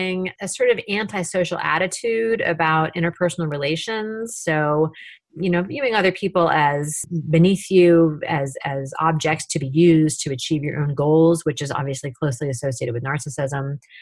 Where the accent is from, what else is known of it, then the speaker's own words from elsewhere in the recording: Tacoma, Washington, United States; my hometown of Tacoma, Washington